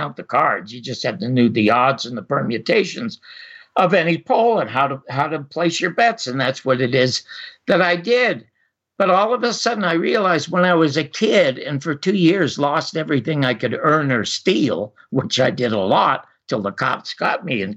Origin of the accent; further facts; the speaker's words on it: Toronto, Ontario, Canada; I was born in Toronto